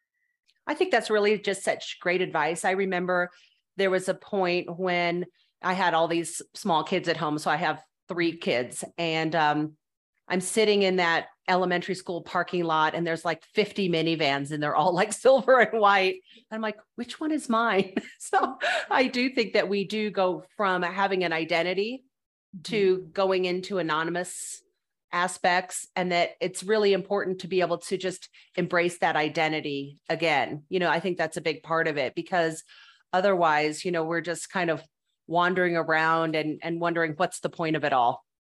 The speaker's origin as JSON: {"language": "English", "town": "Indianapolis", "region": "Indiana", "country": "United States", "tie": "born or raised there", "said": "I grew up in um, Indianapolis"}